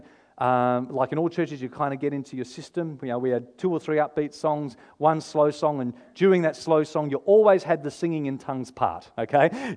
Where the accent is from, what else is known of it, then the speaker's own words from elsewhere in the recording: Victor Harbor, South Australia, Australia; I grew up here in Victor Harbour